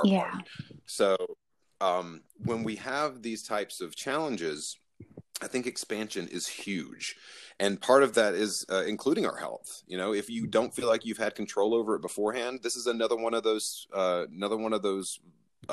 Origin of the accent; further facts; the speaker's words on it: Southeast, United States; growing up in the Southeast